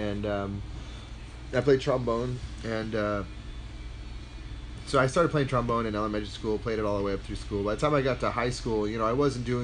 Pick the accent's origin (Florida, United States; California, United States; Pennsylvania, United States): California, United States; Long Beach; going to school in Long Beach